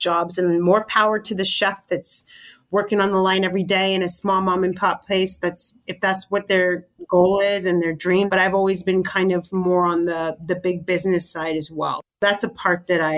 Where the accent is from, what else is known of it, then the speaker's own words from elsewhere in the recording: California, United States; now in New York, United States; Growing up in California, I think there was definitely a lot more Mexican chefs